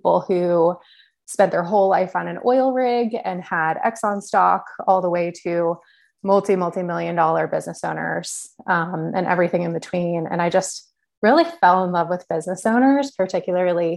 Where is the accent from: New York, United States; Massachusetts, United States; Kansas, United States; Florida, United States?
Massachusetts, United States; Boston; I'm originally from the Boston area. I grew up here